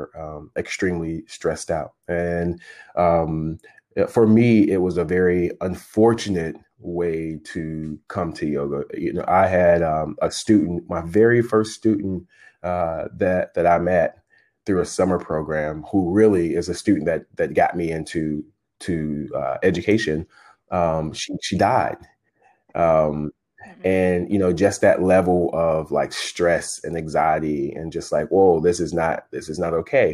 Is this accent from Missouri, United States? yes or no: yes; St. Louis, Missouri, United States; I'm originally from St. Louis, Missouri